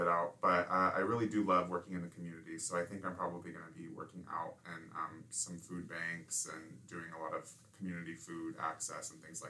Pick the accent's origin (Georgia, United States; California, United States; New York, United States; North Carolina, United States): California, United States; moved away as an adult; now in Illinois, United States; I'm from California and a new Illinois transplant, so to speak.